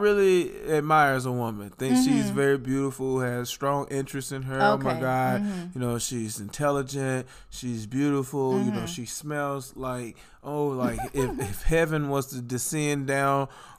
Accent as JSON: {"language": "English", "region": "Southern United States", "country": "United States", "said": "And I just, so I'm from the South, right? And I just, from the southern parts of the United States, and I just love eating that southern traditional food, right?"}